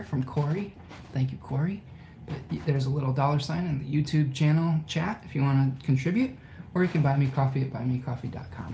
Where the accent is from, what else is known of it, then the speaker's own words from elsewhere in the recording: Ypsilanti, Michigan, United States; my hometown of Ypsilanti